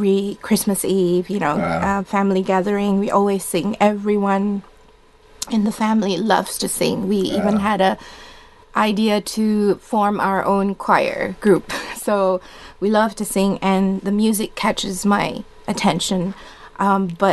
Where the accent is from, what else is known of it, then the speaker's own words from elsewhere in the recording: Indonesia; first language Indonesian; English is a second language; now in Perth, Australia; born and grew up there